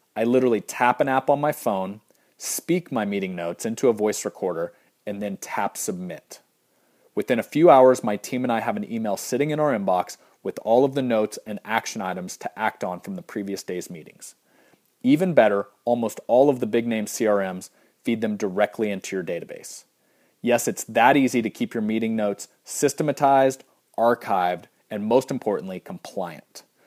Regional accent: Kansas, United States; I grew up in Kansas on a farm, throwing a few square bales along the way

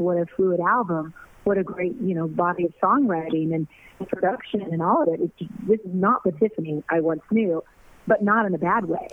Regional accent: Norwalk, California, United States; I'm a girl from Norwalk, California, who got a record deal at 14

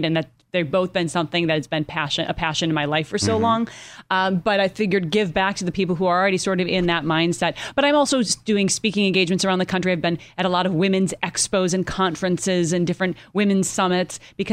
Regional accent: Minneapolis, Minnesota, United States; now in Los Angeles, United States; we're going back to my hometown, Minneapolis

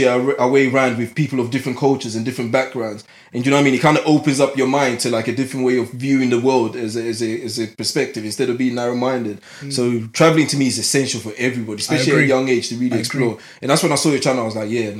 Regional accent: London, United Kingdom; I grew up in Newham myself.

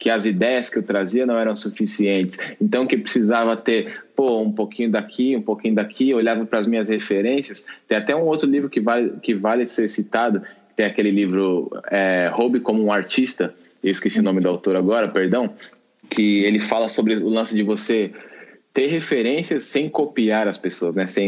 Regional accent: São Paulo, Brazil; born there; also born or lived in Minas Gerais; ainda saí da casa da minha mãe, né, com 17 anos, lá em Minas, né, que tava morando lá, sou nascido em São Paulo, mas estava morando lá.

